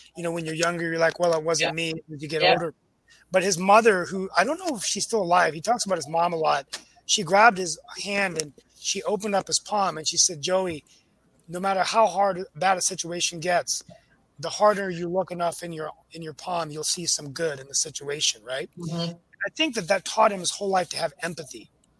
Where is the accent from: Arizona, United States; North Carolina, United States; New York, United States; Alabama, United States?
North Carolina, United States; And she goes, where are you from? And I said, Senator, I'm from North Carolina.